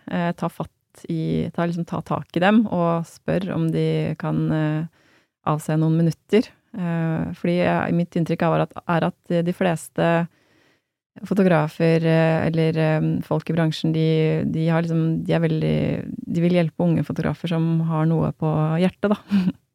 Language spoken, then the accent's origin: Norwegian; Hamar, Innlandet, Norway; moved away as an adult; also born or lived in Berlin; Jeg kommer jo fra Hamar, så det var jo der, min, der bor familien min